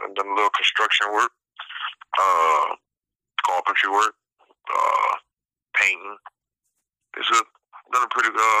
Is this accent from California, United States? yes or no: no; Louisiana, United States; From Keller, Louisiana.